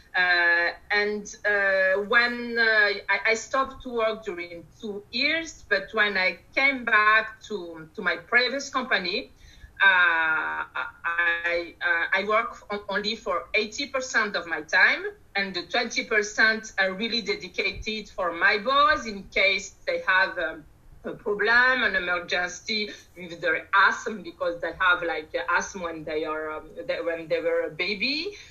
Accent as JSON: {"language": "English", "country": "Madagascar", "moved": "as an adult", "lives_now": "France", "said": "I'm from Madagascar, as I as I said by …, and arrived in France, let's say, for for almost 20 years now"}